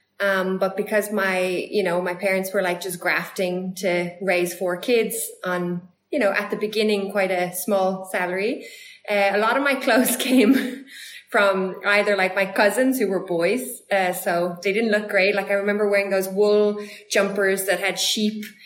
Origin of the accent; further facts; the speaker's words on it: Ireland; moved away as an adult; also born or lived in United States; now in South Africa; growing up in Ireland